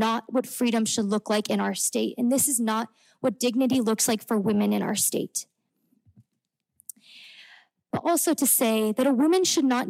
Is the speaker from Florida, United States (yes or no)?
no; Indiana, United States; moved away as an adult; I grew up in Indiana, attended high school just north of the city